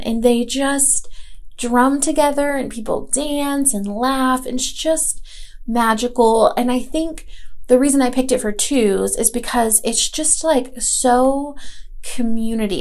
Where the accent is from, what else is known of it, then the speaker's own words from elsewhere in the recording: Asheville, North Carolina, United States; moved away; I am from Asheville. I grew up here for the most part and moved back when I was, uh, you know, back in 2012